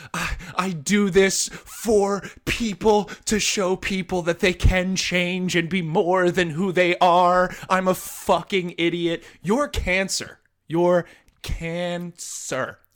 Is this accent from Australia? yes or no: no; New Jersey, United States; I'm from New Jersey, so I I know people like from my high school, from high schools in my area